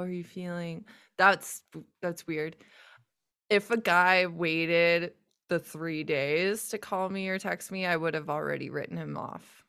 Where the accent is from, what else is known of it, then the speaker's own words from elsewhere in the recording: United States; I'm American